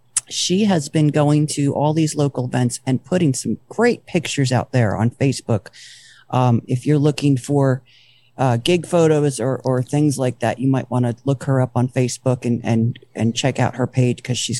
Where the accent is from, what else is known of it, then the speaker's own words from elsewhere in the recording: New Jersey, United States; No, I'm from Jersey, and apparently, according to my drinking friends, I only sound like I'm from Jersey after I've been drinking. But I've been told I sound a lot more like my mom's from Ohio.